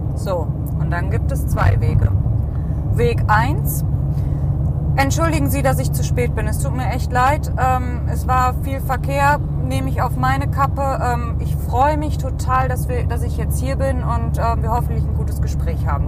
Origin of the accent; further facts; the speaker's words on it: Cologne, North Rhine-Westphalia, Germany; Wir kommen ja aus Köln